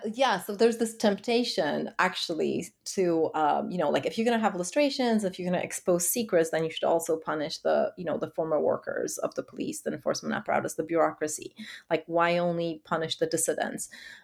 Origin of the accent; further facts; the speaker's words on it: Warsaw, Masovian Voivodeship, Poland; growing up in Warsaw of the 90s. It was such an unstable time, such a dangerous time.